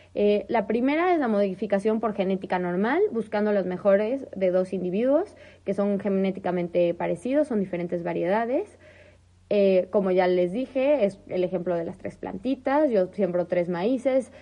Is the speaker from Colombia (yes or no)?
no; northern Mexico, Mexico; en el norte y en el centro de donde yo soy, eh, o sea, árido, árido